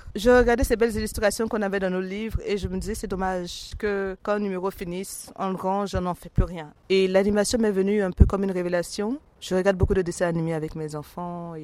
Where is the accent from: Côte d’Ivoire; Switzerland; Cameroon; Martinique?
Côte d’Ivoire; je suis originaire de la Côte d'Ivoire